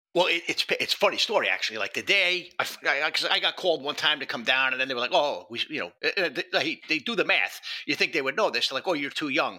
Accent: New York City, New York, United States; moved away as an adult; also born or lived in Yonkers, New York / New Jersey / Phoenix, Arizona; now in Northern Virginia, United States; I'm a Bronx kid. You know, I, I lived in the Bronx and Yonkers for 40 of my years on this planet

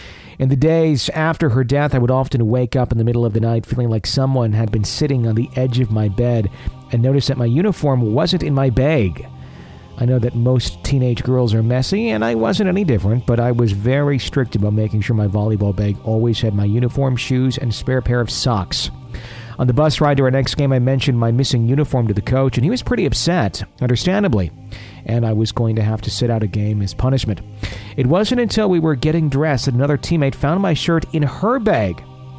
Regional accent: Wisconsin, United States; I'm an attorney and a real estate agent in Wisconsin. Ah, my hometown or my home state happens to be an area of my practice.

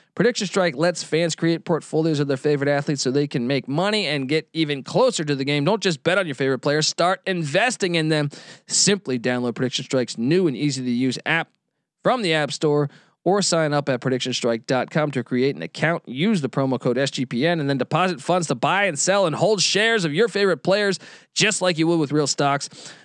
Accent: East Coast, United States; as a kid growing up on the East Coast

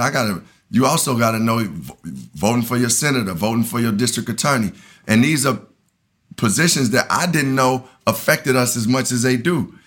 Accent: Chicago, Illinois, United States; moved away as an adult; also born or lived in Tallahassee, Florida; I grew up on the South Side of Chicago.

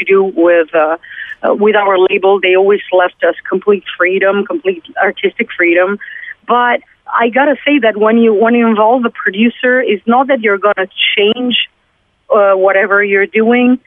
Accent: Italy; English is a second language; We're coming from Italy. We can have a conversation in English, but obviously we're not mother tongue.

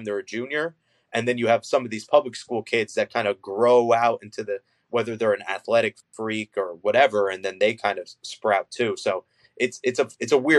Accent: New Jersey, United States; moved away as an adult; now in North Jersey, United States; I'm technically from more South Jersey. I'm not from North Jersey.

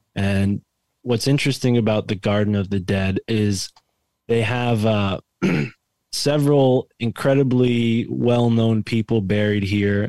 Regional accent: Connecticut, United States; my home state connecticut

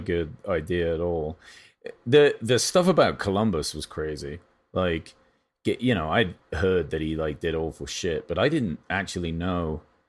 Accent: England, United Kingdom; now in United States; I guess I shouldn't even say this because I'm English, and but I am a citizen of America.

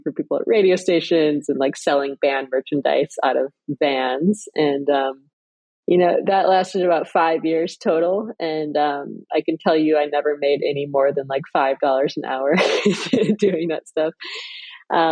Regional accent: Flint, Michigan, United States; moved away; I'm from Flint, Michigan, which is a very like blue collar auto industry town

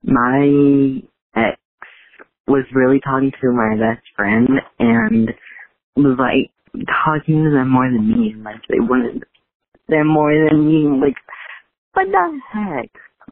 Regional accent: Illinois, United States; I'm actually from Illinois.

